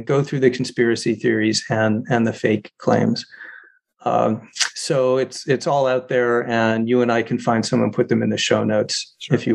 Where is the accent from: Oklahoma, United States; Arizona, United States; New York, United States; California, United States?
Arizona, United States; Arizona, my home state.